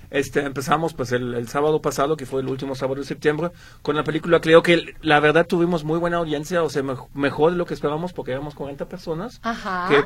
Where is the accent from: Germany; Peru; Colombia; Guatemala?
Germany; Ibbenbüren, North Rhine-Westphalia; first language German; Spanish is a second language; also born or lived in Guadalajara, Mexico; now in Mexico; Yo soy de una, una pequeña ciudad que se llama Ebenbüren, que creo que nadie conoce.